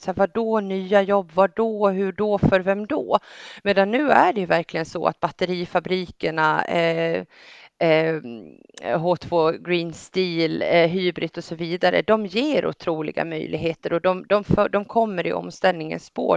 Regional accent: Gotland, Sweden; jag kommer från Gotland

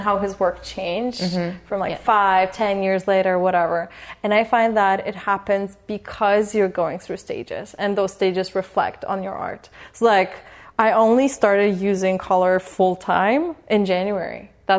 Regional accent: Poland; moved away

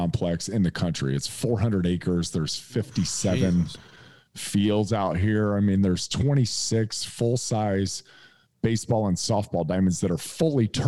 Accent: Indiana, United States; also born or lived in San Diego, California; I'm moving back home. I'm from Indiana.

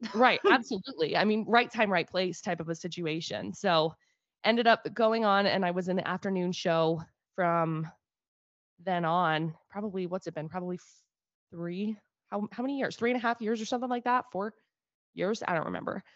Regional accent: Brigham City, Utah, United States; Brigham City

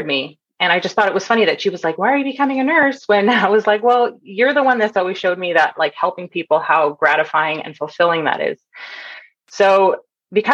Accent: Toronto, Ontario, Canada; moved away as an adult; also born or lived in Bay Area, California; So I grew up in Canada. I grew up in Toronto

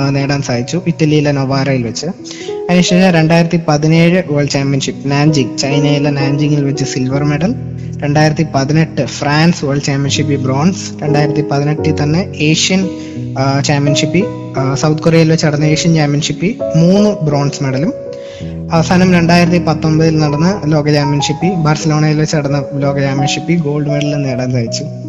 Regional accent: Pathanamthitta, Kerala, India; also born or lived in Aluva; എന്നെ ഒരു ഇവിടെ ഒരു പത്തനംതിട്ടയിലെ ഒരു അക്കാഡമിയിലേക്ക് കൊണ്ട് ചേർക്കുകയായിരുന്നു

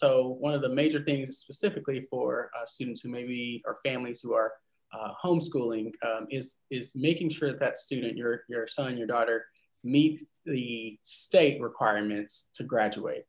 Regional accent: North Carolina, United States; Originally from North Carolina

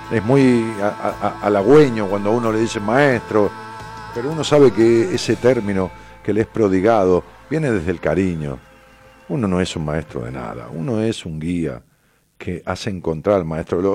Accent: Ramos Mejía, Buenos Aires Province, Argentina; Ramos Mejía, que es mi pueblo

